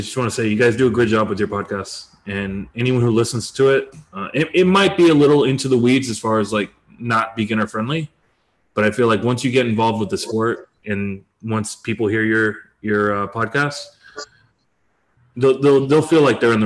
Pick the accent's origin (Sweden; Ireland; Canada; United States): United States; accent: American English; I'm an American